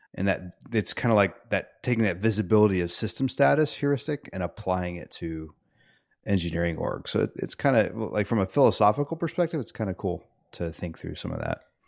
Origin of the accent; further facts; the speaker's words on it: United States; also born or lived in Peru; I come back from Peru to America